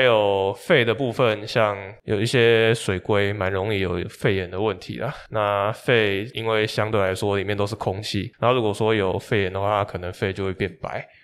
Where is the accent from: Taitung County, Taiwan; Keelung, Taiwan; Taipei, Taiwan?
Taipei, Taiwan; 我是台北人